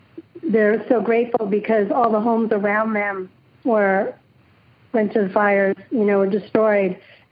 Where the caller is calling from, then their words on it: San Jose, California, United States; I'm calling from San Jose, California.